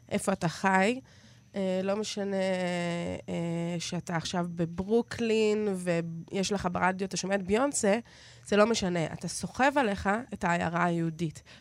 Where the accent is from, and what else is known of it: Israel